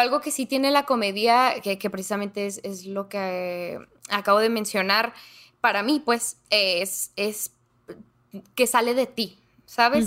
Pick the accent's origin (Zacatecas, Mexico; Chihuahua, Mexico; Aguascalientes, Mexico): Chihuahua, Mexico; Ciudad Juárez; accent: norteño; sí, soy de Ciudad Juárez, Chihuahua, entonces pues norteña, norteña de corazón